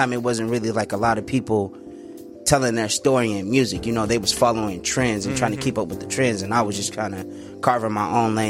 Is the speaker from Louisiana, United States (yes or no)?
no; San Bernardino, California, United States; moved away as an adult; now in Phoenix, United States; I'm originally from San Bernardino.